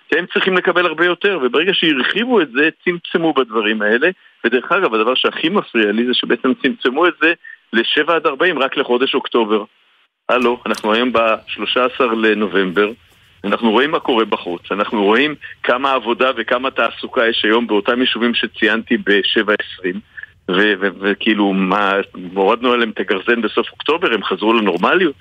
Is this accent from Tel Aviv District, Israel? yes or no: yes; Tel Aviv, Tel Aviv District, Israel; אני תל אביבי, וכמו מסתובב לא מעט בעיר